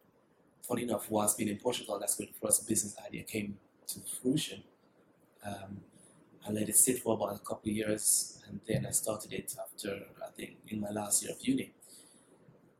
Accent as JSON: {"language": "English", "country": "Jamaica", "tie": "born or raised there", "also_born_or_lived": "United Kingdom", "moved": "yes", "lives_now": "Mexico", "said": "I'm a tropical guy, born and raised in Jamaica."}